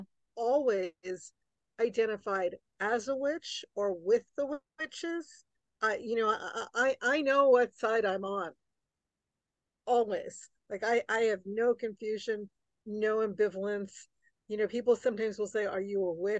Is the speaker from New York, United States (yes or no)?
yes; New York City, New York, United States; I grew up right outside New York City, in New York City, and right outside New York City